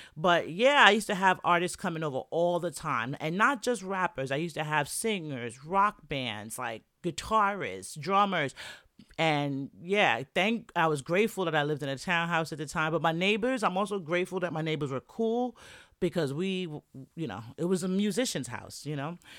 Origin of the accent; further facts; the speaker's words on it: New York, United States; moved away; that's where I'm from. That's my hometown